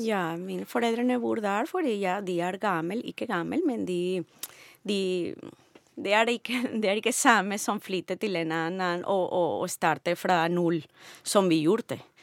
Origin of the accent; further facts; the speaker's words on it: Venezuela; Norwegian is a second language; moved away as an adult; now in Norway; Jeg kommer fra Venezuela.